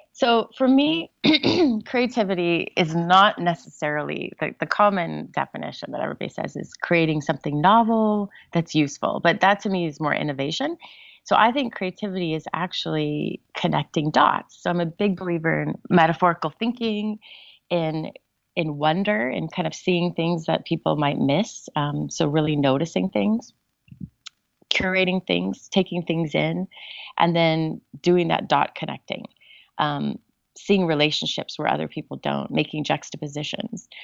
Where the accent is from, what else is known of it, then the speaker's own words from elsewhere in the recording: Southern California, United States; I grew up in Southern California